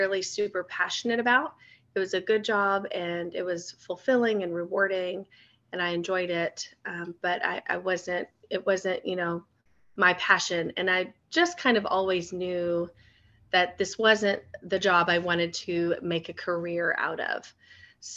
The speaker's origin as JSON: {"language": "English", "region": "Florida", "country": "United States", "tie": "born or raised there", "moved": "yes", "lives_now": "Kentucky, United States", "said": "I grew up in Florida, so everything was pretty flat and level."}